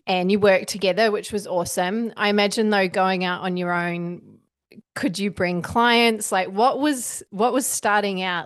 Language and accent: English; New Zealand; moved away as an adult; now in Australia; I came from New Zealand at nineteen